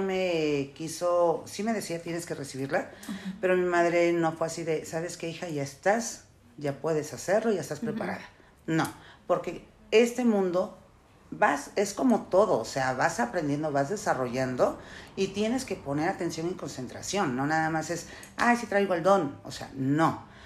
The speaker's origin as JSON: {"language": "Spanish", "country": "El Salvador", "said": "Yo soy salvadoreña"}